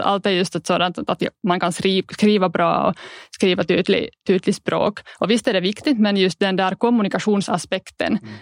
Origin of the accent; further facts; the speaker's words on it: Lahti, Päijät-Häme, Finland; first language Finnish; Swedish is a second language; Mitt hemspråk har alltid varit finska och jag har gått skolan på finska i Lahtis